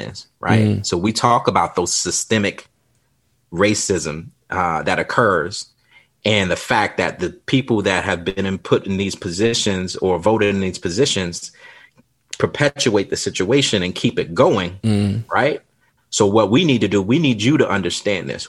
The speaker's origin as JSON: {"language": "English", "region": "South Carolina", "country": "United States", "tie": "born or raised there", "said": "I grew up in South Carolina"}